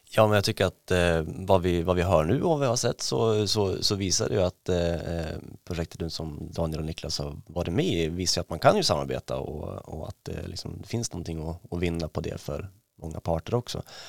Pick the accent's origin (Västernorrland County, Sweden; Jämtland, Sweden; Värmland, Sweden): Jämtland, Sweden; Ås; jag är ju uppvuxen i, i Ås utanför Östersund